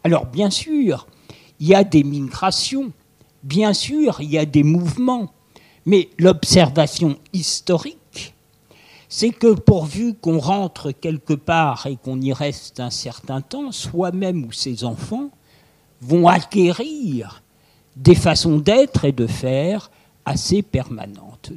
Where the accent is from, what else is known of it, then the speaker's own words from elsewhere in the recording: France; pour nous assembler comme Français